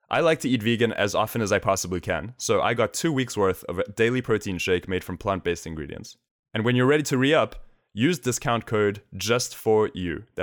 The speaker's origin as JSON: {"language": "English", "town": "Melbourne", "region": "Victoria", "country": "Australia", "moved": "as an adult", "lives_now": "New York, United States", "said": "I'm from Melbourne, Australia, so long way away."}